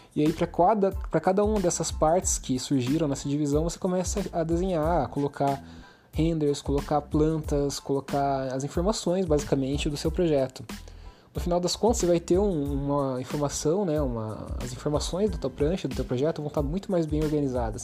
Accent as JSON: {"language": "Portuguese", "country": "Brazil", "said": "a gente é brasileiro, a gente fala português"}